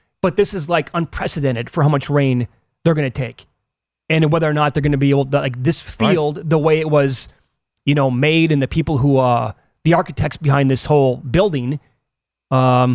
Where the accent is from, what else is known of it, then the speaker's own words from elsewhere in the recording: Midwest, United States; moved away; we're both from the Midwest